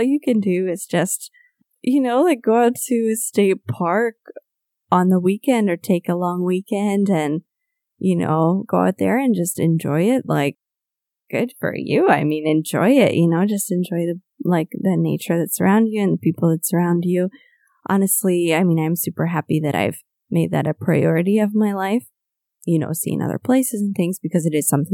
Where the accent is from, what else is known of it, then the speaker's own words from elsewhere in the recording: United States; moved away as an adult; I moved away from the States like more than 10 years ago now